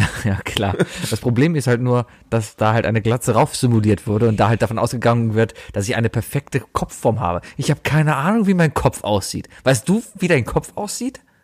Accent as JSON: {"language": "German", "town": "Cologne", "region": "North Rhine-Westphalia", "country": "Germany", "tie": "born or raised there", "said": "ich war Stammkunde als Kind im Scherzartikelladen hier in Köln"}